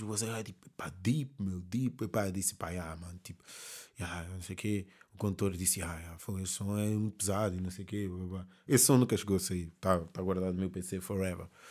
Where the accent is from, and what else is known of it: Amadora, Lisbon, Portugal; born or raised there; also born or lived in Mozambique